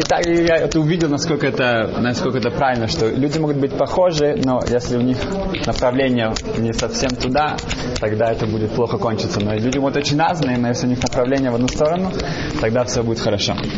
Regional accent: Germany; Russian is a second language; moved away; я вырос в Германии

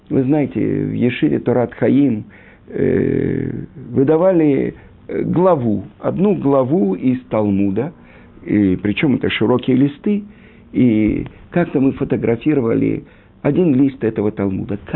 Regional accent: Russia; born there; Я родился в России, где-то там, э, учил научный атеизм, марксизм, ленинизм, э, я не знаю, историю партии.

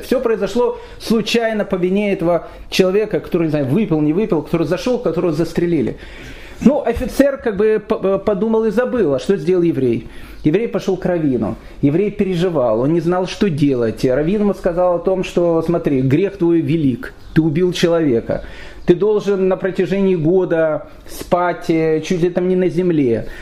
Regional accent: Kyiv, Ukraine; я сам киевлянин

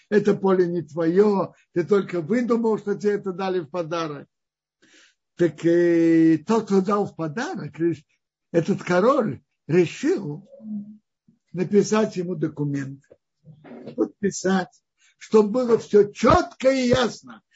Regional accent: Kazan, Tatarstan, Russia; moved away; also born or lived in Tashkent; Я родился в Казани, мы родились в Казани, я родился в Казани, затем я жил в Ташкенте

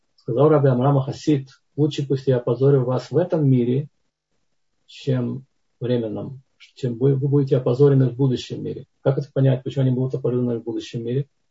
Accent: Tbilisi, Georgia; moved away; я это вам говорю как не ереванец, а как тбилисец

